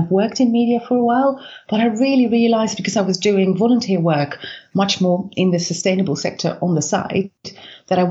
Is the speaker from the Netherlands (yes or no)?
yes; Netherlands; I was born in the Netherlands